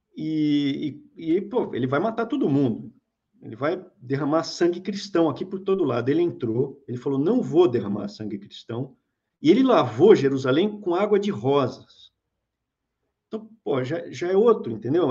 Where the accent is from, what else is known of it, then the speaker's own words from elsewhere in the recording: São Paulo, Brazil; a gente é de São Paulo. A gente é nascido em São Paulo